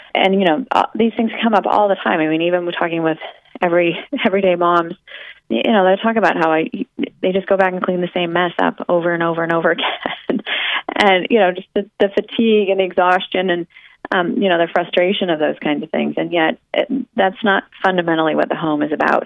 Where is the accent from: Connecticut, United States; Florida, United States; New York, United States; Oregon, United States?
Oregon, United States; I grew up in Oregon, where it is wet and cold all the time